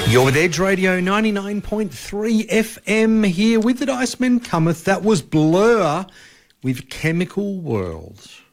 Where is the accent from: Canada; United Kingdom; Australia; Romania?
Australia; we're Australian